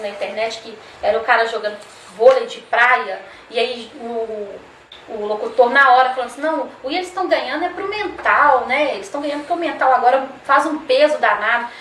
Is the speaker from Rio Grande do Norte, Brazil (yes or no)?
no; Belo Horizonte, Minas Gerais, Brazil; moved away as an adult; now in Governador Valadares, Brazil; não sou daqui, sou de Belo Horizonte